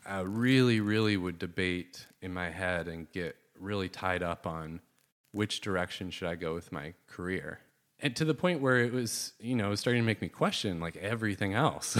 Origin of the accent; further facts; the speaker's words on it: Southwest Michigan, United States; I grew up in Southwest Michigan, and, uh, kinda had a pretty typical, like, suburban family life growing up